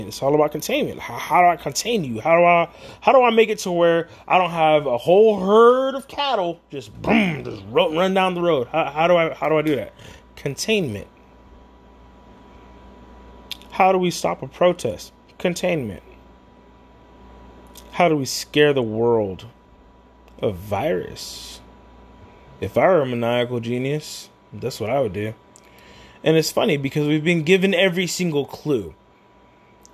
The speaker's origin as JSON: {"language": "English", "country": "United States", "said": "being an American"}